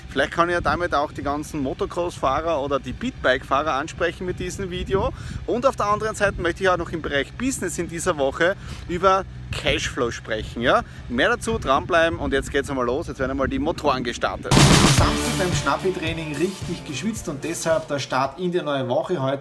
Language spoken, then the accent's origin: German; Styria, Austria; Ihr wisst, ich komme aus der Südoststeiermark, drüben ist mein Elternhaus